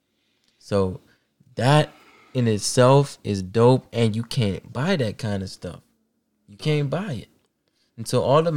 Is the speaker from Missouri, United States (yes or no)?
no; Maryland, United States; I was living back at home because, you know, I'm from here. I'm from Maryland, so it's like an easy commute